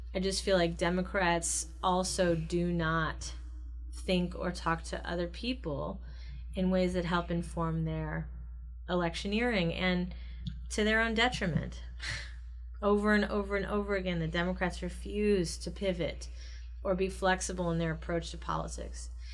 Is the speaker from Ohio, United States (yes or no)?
yes; Ohio, United States; I come from Ohio in a red state, in red town